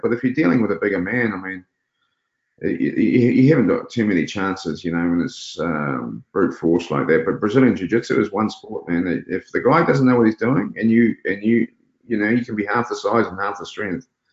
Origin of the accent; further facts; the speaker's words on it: Auckland, New Zealand; We lived, we grew up in Glen Eden, so we lived on the on the premises.